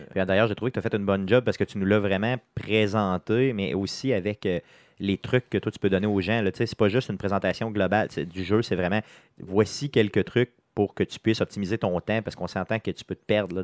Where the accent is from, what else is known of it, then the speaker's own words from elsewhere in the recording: Quebec City, Quebec, Canada; on est de Québec, de la ville de Québec